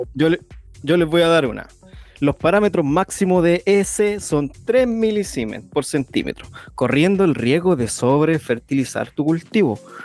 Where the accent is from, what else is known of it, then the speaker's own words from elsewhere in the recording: Chile; Aquí somos todos chilenos y estamos todos en Chile